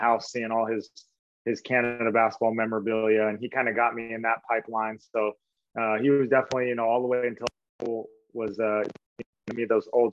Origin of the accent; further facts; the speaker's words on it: Portland, Oregon, United States; I'm a Portland guy